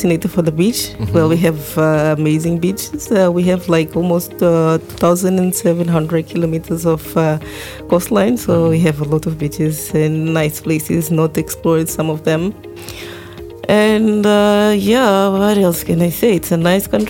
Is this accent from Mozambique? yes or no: yes; Mozambique; moved away as an adult; now in Malmö, Sweden; I come from Mozambique